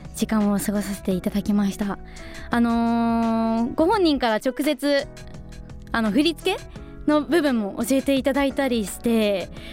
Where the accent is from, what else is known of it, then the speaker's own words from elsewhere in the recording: Tsuchiura, Ibaraki, Japan; 茨城県の土浦市出身なんですって私 と全く一緒なんですよ